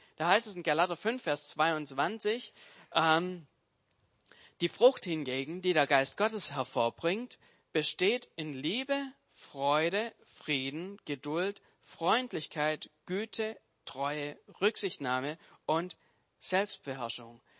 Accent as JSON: {"language": "German", "region": "Swabia", "country": "Germany", "said": "Als Schwabe"}